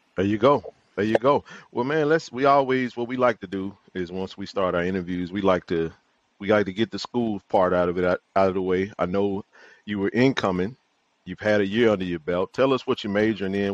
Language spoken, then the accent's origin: English; Jackson, Mississippi, United States; JSU lifers, born and raised in Jackson, Mississippi.